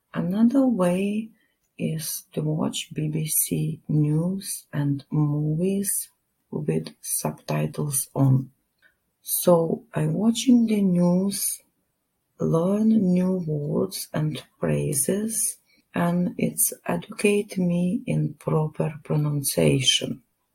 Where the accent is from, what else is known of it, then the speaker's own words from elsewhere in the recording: Lithuania; English is a second language; now in United Kingdom; I am from Lithuania. I have lived in UK for 15 years.